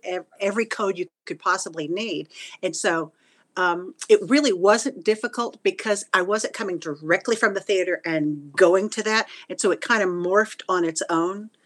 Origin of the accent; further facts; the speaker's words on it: Houston, Texas, United States; moved away as an adult; also born or lived in Wichita Falls, Texas; now in Florida, United States; we moved away from Wichita Falls and we went to the Houston area when I was about ten